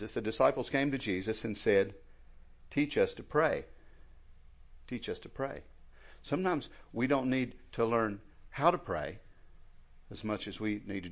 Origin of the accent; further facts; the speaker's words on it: United States; I was raised over in McDowell